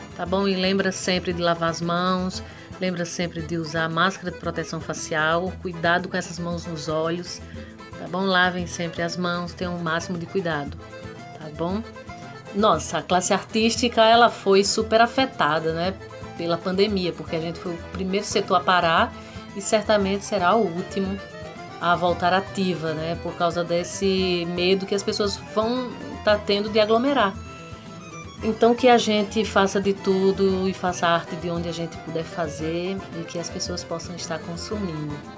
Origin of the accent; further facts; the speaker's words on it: Zabelê, Paraíba, Brazil; à minha terra